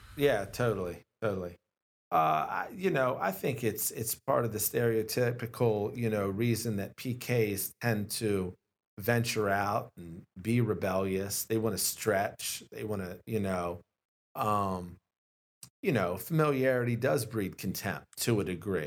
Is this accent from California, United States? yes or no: no; Glen Burnie, Maryland, United States; I'm born and raised in Glen Burnie